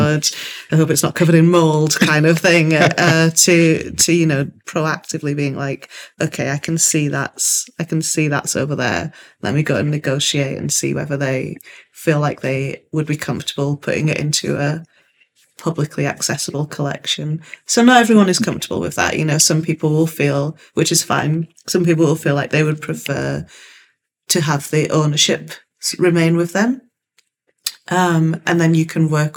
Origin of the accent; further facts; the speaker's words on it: Hull, Yorkshire and the Humber, United Kingdom; also born or lived in Nigeria; I'm also from Hull. And so having lived some of my childhood in Nigeria